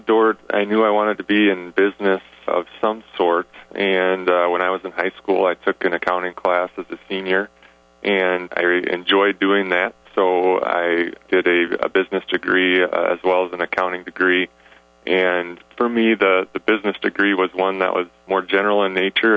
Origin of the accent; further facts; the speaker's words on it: Sioux Center, Iowa, United States; now in Sioux Falls, United States; I grew up in uh, Sioux Center